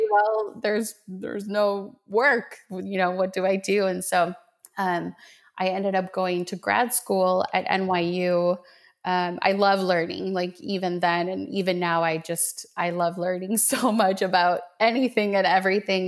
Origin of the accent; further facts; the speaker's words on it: Minnesota, United States; also born or lived in Medellin, Colombia; So I was born in Medellin, Colombia, um, in South America, and um, when we when I was seven, we moved to Minnesota